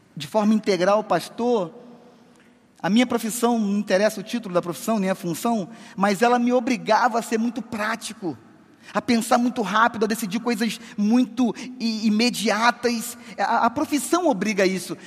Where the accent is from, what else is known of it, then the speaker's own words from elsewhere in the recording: Rio de Janeiro, Brazil; moved away as an adult; now in southern Brazil; Eu sou carioca e em março agora eu faço 10 anos de sul do Brasil